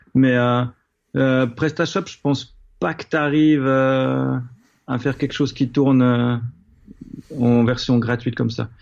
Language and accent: French; Switzerland; en tant que Suisse